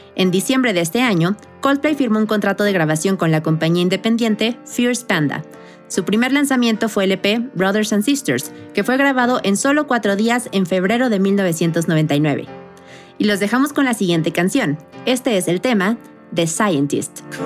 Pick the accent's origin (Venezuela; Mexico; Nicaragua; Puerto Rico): Mexico; nosotros como mexicanos